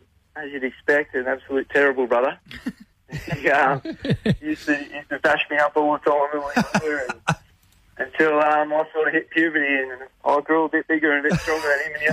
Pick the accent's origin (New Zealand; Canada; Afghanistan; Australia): Australia; Koondrook, Victoria; also born or lived in Kerang; we live in a little town called Kundrup. We're on a farm. So, yeah, we live probably about 15 minutes from town on the Murray River.